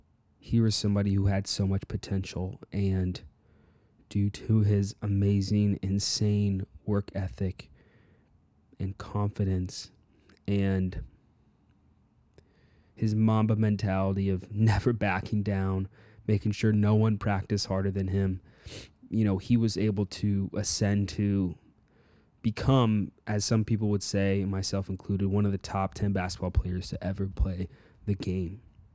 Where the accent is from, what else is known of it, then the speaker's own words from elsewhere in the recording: Illinois, United States; I grew up in Illinois, so was able to catch the last, I really remember the last two of his NBA finals.